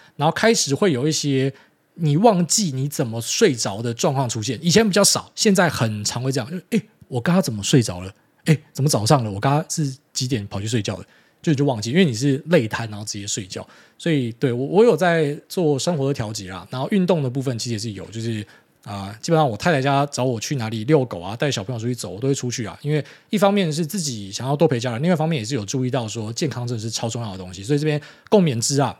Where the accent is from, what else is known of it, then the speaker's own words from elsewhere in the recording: Miaoli County, Taiwan; 很多在苗栗长大的小朋友都这样